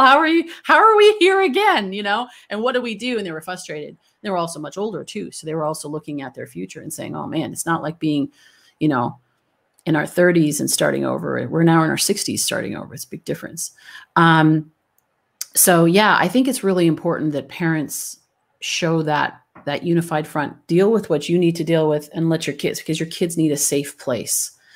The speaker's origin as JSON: {"language": "English", "country": "Canada", "moved": "yes", "said": "I'm originally from Canada"}